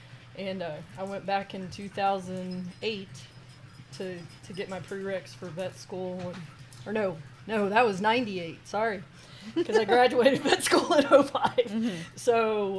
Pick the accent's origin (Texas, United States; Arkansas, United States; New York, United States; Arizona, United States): Texas, United States; Dallas; I grew up in Dallas.